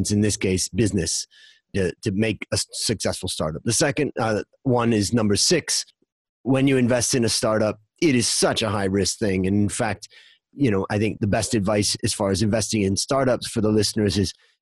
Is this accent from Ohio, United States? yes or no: yes; Hudson, Ohio, United States; moved away as an adult; now in Thailand; We grew up outside of Cleveland in Little Hudson, Ohio